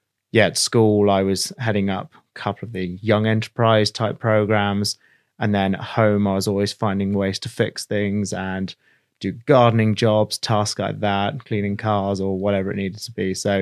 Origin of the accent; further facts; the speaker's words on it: India; Okay, well, first off, I was brought up in India.